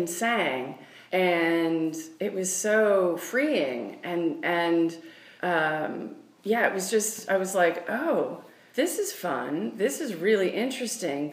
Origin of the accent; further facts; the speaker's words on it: Washington, United States; where I grew up, which is in Washington State